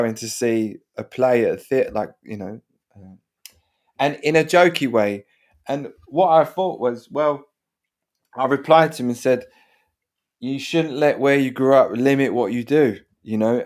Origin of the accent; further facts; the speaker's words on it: London, United Kingdom; where I grew up, the kind of parenting in my head you know, South London